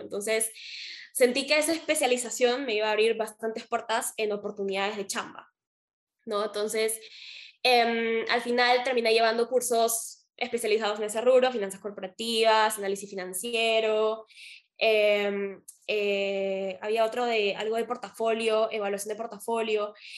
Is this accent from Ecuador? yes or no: no; Peru; acá también estamos acostumbrados en Perú